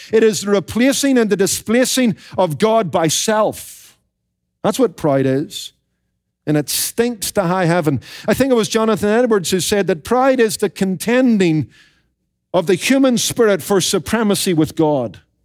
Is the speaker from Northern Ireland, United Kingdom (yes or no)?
yes; Northern Ireland, United Kingdom; When I was growing up in Northern Ireland